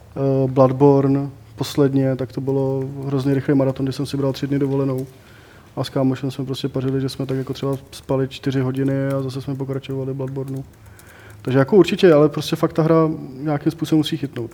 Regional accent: Prague, Czechia; já jsem prostě Pražák jak poleno

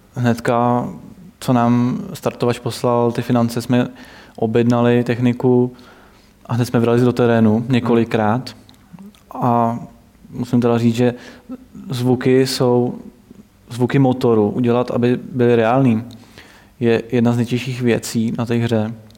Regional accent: Plzeň, Plzeň Region, Czechia; já jsem z Plzně

